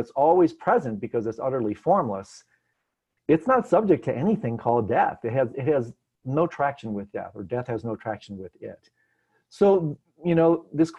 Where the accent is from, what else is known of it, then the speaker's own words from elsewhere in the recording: Detroit, Michigan, United States; moved away; I'm from Detroit.